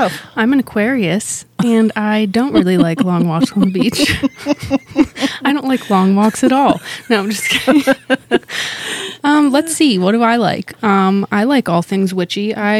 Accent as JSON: {"language": "English", "town": "Pittsburgh", "region": "Pennsylvania", "country": "United States", "said": "we are from Pittsburgh, Pennsylvania."}